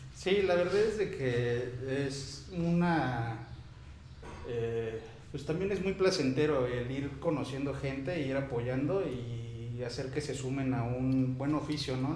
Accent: Tlaltizapán, Morelos, Mexico; also born or lived in Veracruz; yo soy originario del estado de aquí de Morelos

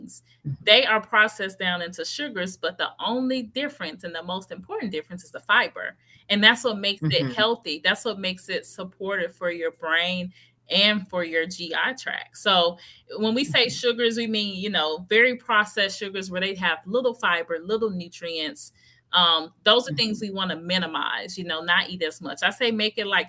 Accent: Memphis, Tennessee, United States; I'm originally from Memphis, Tennessee. I grew up with grandmother cooking the greens

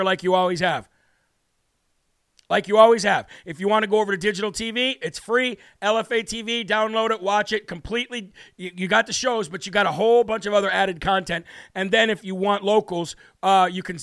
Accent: Illinois, United States; I am from Illinois myself

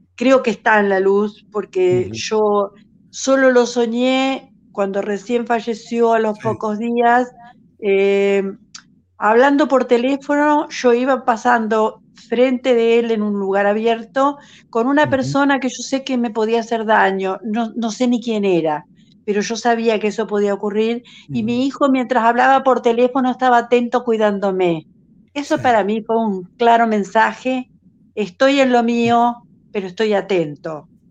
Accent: Uruguay; now in Buenos Aires, Argentina; Soy una uruguaya que hace 50 años vive en Buenos Aires

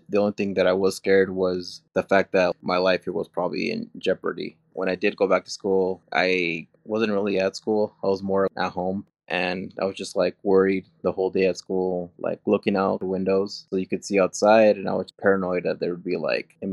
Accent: Cache Valley, Utah, United States; also born or lived in Mexico; I grew up here in Cache Valley all my life. I was born in Mexico

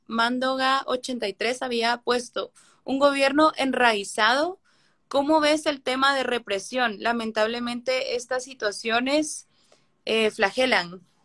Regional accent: Guatemala; me duele haber nacido en Guatemala

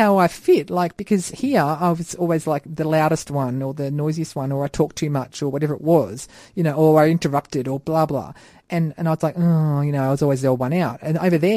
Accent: Albury, New South Wales, Australia; I grew up down near Albury in, like, Riverina, so my dad was Croatian, my mum is Australian

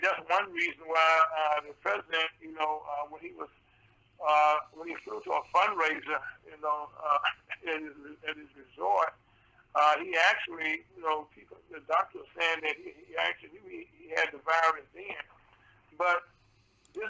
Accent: Mississippi, United States; moved away; my home state

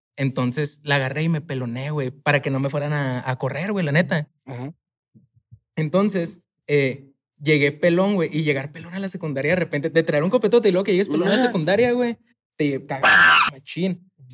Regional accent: Chihuahua, Mexico; moved away as an adult; also born or lived in Mexico City; yo soy de Chihuahua, de un barrio

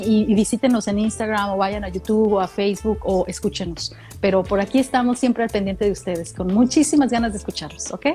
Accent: Mexico; now in Australia; soy mexicana australiana, ¿no? Porque ya con eso le, dices, le estoy diciendo, si soy de México, pero, también, soy de aquí

